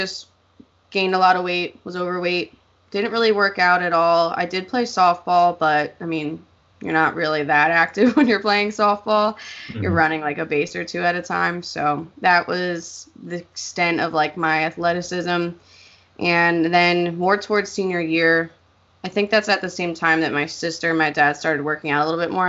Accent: Pennsylvania, United States; I'm from Pennsylvania.

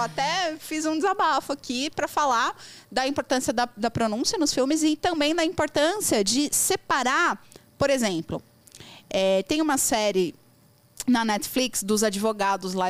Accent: Brazil; first language Portuguese; Eu sou brasileira, tô aprendendo inglês

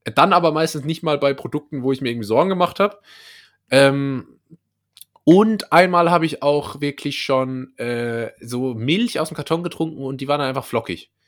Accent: Rhineland-Palatinate, Germany; accent: Palatine (Pfälzisch); mein Lieblingsdialekt, einfach weil es mein eigener Dialekt ist und ich habe einen im Gegensatz zu dir, ähm, ist, ist das Pfälzische.

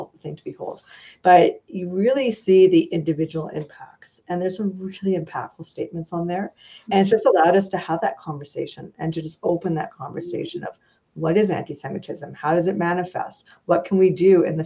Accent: Montreal, Quebec, Canada; also born or lived in London, Ontario; now in Edmonton, Canada; I came here from London, Ontario. I'm originally from Montreal, and just made this place home.

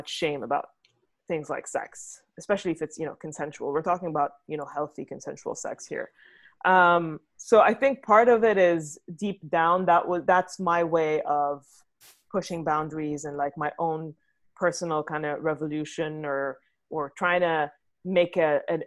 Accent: Beirut, Beirut Governorate, Lebanon; moved away as an adult; also born or lived in London / Dubai / New York; now in California, United States; So I'm from Lebanon originally. I grew up there in Beirut

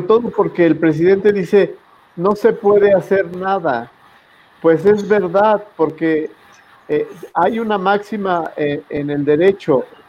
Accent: Mexico; como contribuyente, como mexicano

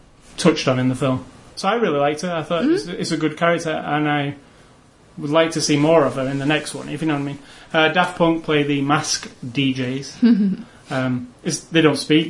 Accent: United Kingdom; as a British kid

